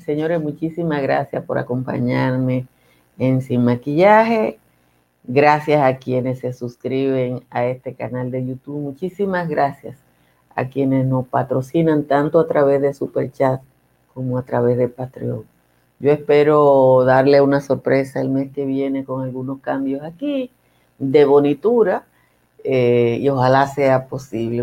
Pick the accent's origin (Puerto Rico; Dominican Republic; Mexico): Dominican Republic; no se puede formar en la República Dominicana porque nosotros no tenemos escuela de eso